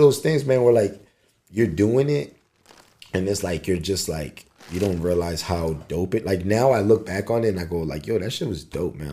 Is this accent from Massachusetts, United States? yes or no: no; Philadelphia, Pennsylvania, United States; moved away as an adult; now in Los Angeles, United States; my hometown